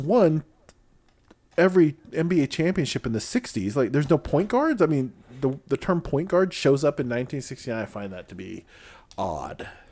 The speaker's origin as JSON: {"language": "English", "region": "Illinois", "country": "United States", "tie": "born or raised there", "said": "I grew up in Illinois twenty years"}